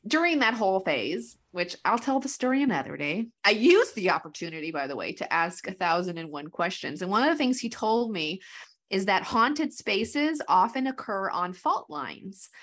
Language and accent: English; New Mexico, United States; I'm from New Mexico